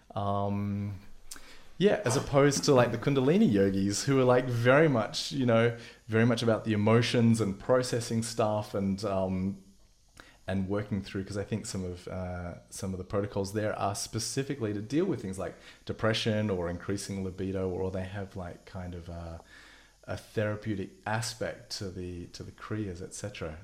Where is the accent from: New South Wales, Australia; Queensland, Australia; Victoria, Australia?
Victoria, Australia; Melbourne; moved away; I'm an Aussie. And, uh, spent a lot of time in Melbourne, probably my formative years in Melbourne